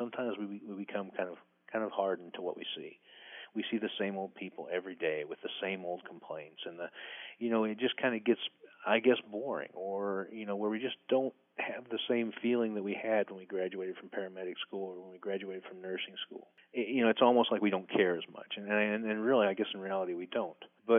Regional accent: Midwest, United States; Well, I grew up in the Midwest, so we'd have a tornado and two or three houses out of a neighborhood would be destroyed and lives would be ruined.

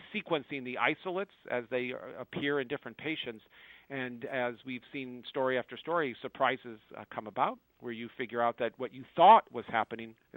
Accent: United States; as an American

